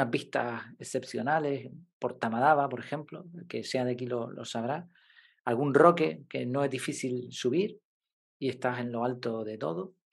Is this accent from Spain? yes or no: yes; Madrid, Community of Madrid, Spain; born there; now in Canary Islands, Spain; Yo nací en Madrid, pero llevo aquí 30 años y esto es un paraíso